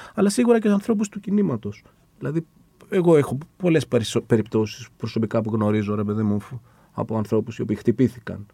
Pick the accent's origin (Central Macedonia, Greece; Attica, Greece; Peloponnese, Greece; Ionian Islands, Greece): Attica, Greece; Nea Smyrni; moved away as an adult; also born or lived in Exarchia, Athens; εγώ γεννηθεί νεασμένη.